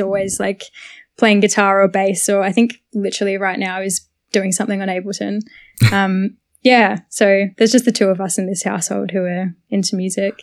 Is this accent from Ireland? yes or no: no; Sunbury, Victoria, Australia; also born or lived in Carlton, Melbourne; now in Melbourne, Australia; born in literally Carlton, grew up in Sunbury my whole life